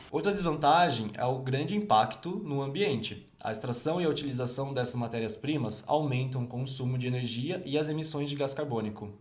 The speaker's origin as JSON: {"language": "Portuguese", "town": "Brotas", "region": "São Paulo", "country": "Brazil", "tie": "born or raised there", "said": "Brotas, minha cidade natal"}